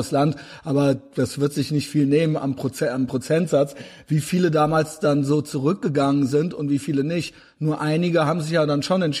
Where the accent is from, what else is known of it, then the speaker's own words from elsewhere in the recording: Turkey; now in Germany; Würde ich jetzt heute als Türke